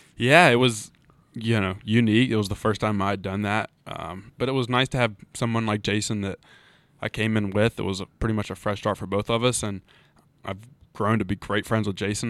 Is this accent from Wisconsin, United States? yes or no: no; Charleston, West Virginia, United States; moved away as an adult; also born or lived in Huntington, West Virginia; now in Blacksburg, United States; born and raised in Charleston. Uh, really haven't lived anywhere else other than, um, my time at Marshall